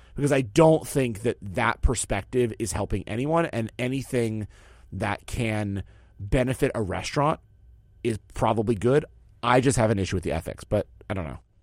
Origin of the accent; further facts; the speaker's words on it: New York City, New York, United States; as a New Yorker